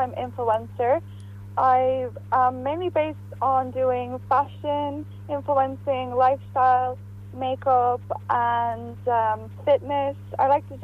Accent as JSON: {"language": "English", "country": "Bulgaria", "also_born_or_lived": "Varna, Bulgaria", "moved": "yes", "said": "my home country, Bulgaria."}